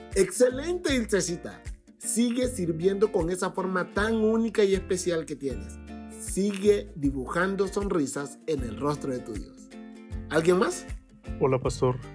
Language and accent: Spanish; Tegucigalpa, Francisco Morazán, Honduras; Soy de Teucigalpa, Honduras